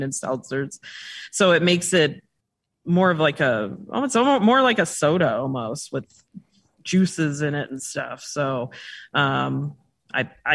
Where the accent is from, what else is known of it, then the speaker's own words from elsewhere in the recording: Chicago, Illinois, United States; moved away; we're originally from Chicago, so we're transplants